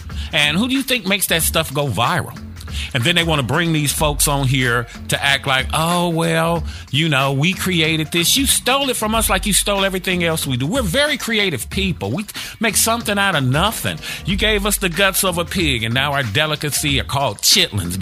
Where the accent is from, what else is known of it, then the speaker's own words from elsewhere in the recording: Gary, Indiana, United States; I'm from Gary, Indiana, a labor union town